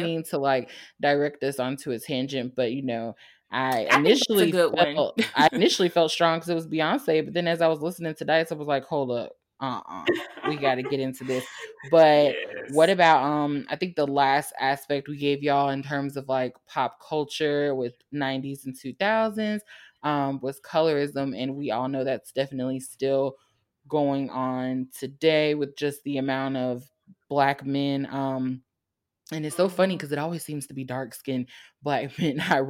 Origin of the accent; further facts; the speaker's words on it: United States; we grew up in America and not in Africa